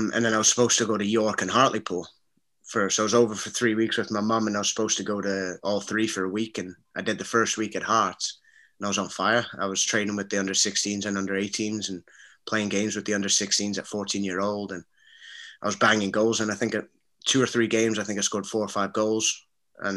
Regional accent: Brampton, Ontario, Canada; also born or lived in Scotland; I grew up in Brampton, which is about 40 minutes from Toronto

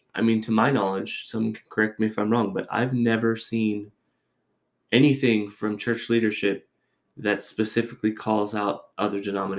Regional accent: California, United States; This is all Catholic references, but I came from California. All of my friends are Catholic.

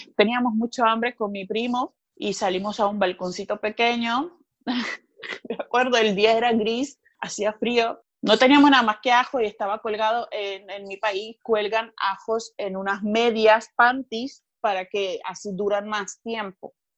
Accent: Sukhumi, Abkhazia, Georgia; Spanish is a second language; now in Barcelona, Spain; vengo de Georgia, que es poco conocido, eh, una región que se llama Abjasia. Vengo de Sukhumi

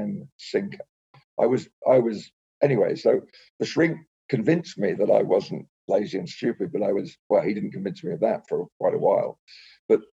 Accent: England, United Kingdom; I grew up in England

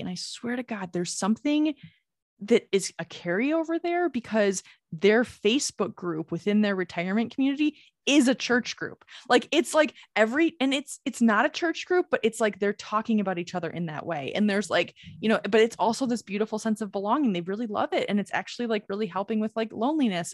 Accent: Michigan, United States; the town that I grew up in in Michigan is pretty much almost exclusively Catholic

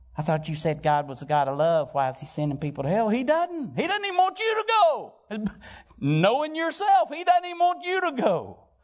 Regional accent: Valparaiso, Florida, United States; I'm from Valparaiso, Florida

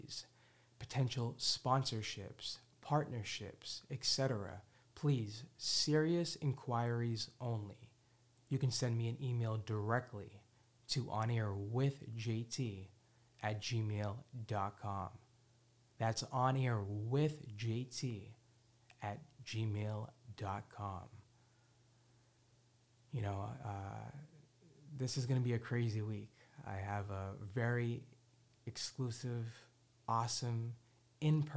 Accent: Boston, Massachusetts, United States; I was born and raised in Hyde Park

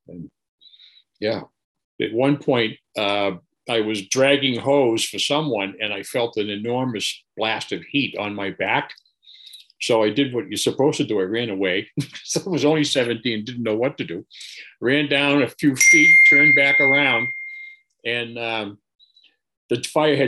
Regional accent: Boston, Massachusetts, United States; I was born and brought up in Dorchester

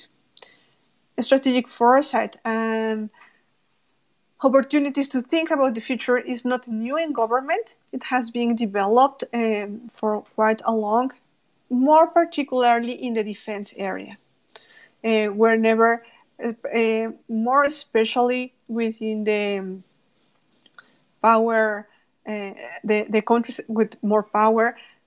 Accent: Mexico; from Mexico

